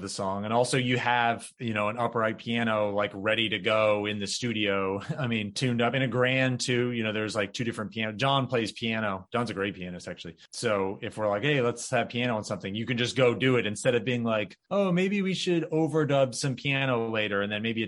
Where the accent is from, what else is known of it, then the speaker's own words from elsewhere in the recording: North Florida, United States; I grew up in North Florida